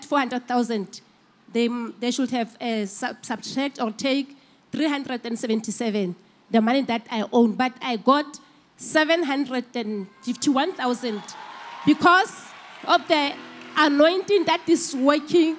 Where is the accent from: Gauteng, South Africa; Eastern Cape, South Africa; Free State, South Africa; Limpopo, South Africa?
Free State, South Africa; We are from Free State, Vicksburg.